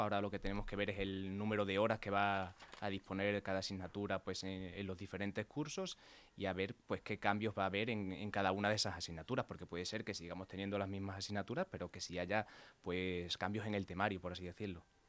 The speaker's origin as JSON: {"language": "Spanish", "town": "Mérida", "region": "Extremadura", "country": "Spain", "moved": "as an adult", "lives_now": "Leganés, Spain", "said": "yo soy de Mérida, de Extremadura"}